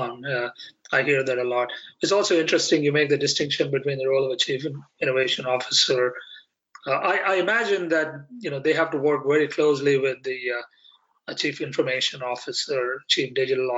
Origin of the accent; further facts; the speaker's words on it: India; moved away; I grew up in India